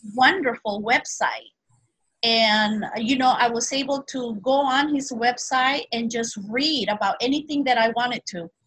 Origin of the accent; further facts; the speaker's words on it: Peru; also born or lived in Brazil; now in Hawaii, United States; I was born in Brazil and I was raised in Peru